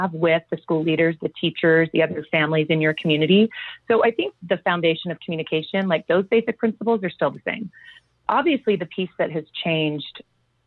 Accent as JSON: {"language": "English", "town": "Long Beach", "region": "California", "country": "United States", "tie": "born or raised there", "said": "I grew up in Southern California in Long Beach Unified School District"}